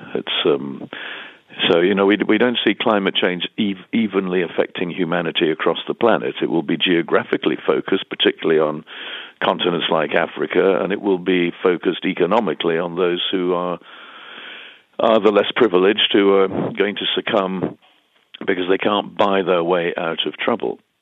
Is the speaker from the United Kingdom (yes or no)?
yes; United Kingdom; we as British